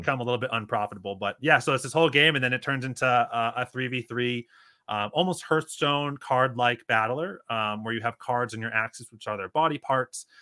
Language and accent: English; Northeast, United States; moved away as an adult; also born or lived in Northwest Arkansas; now in Arkansas, United States; from the Northeast originally